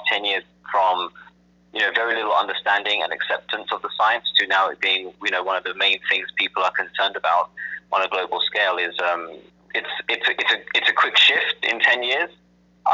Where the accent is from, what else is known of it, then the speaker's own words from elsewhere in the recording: England, United Kingdom; also born or lived in London; I was born and raised in England. Two parents of Indian ancestry, and went to school and college, university in London.